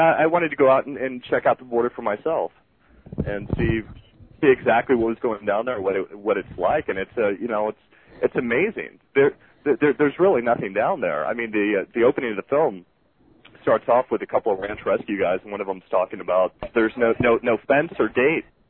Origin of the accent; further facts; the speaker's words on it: Southern California, United States; moved away as an adult; also born or lived in Los Angeles; now in Southern Utah, United States; I'm I'm from Southern California